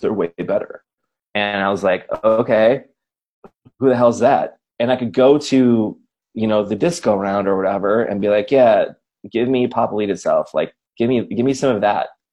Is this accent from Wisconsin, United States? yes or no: yes; Racine, Wisconsin, United States; I grew up in Racine, it's like half hour out of town